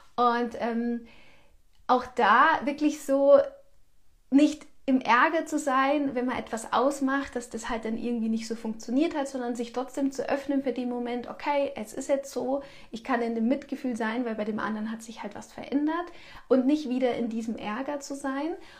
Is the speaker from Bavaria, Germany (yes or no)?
yes; Bavaria, Germany; bei uns in Bayern